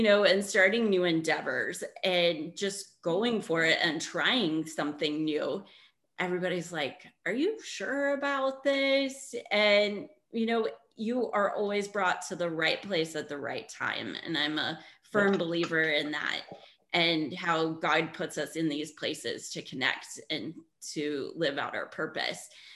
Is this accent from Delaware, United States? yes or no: no; Indiana, United States; moved away as an adult; also born or lived in Barcelona; I grew up in Indiana